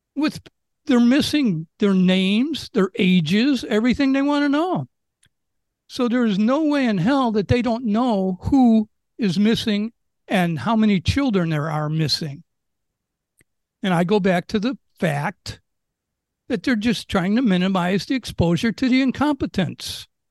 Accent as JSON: {"language": "English", "town": "Chicago", "region": "Illinois", "country": "United States", "moved": "as an adult", "lives_now": "Maui, United States", "said": "I'm from Chicago"}